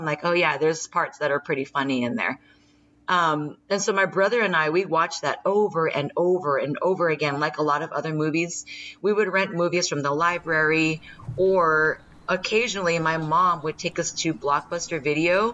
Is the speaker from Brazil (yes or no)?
no; Santa Clara, California, United States; growing up in Santa Clara, my dream was to become a police officer